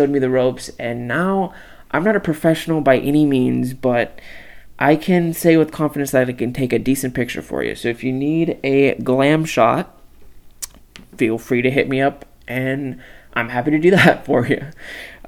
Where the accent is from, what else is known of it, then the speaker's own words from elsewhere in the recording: Palmdale, California, United States; I'm from Palmdale, California, super small town, 50 miles north of the San Fernando Valley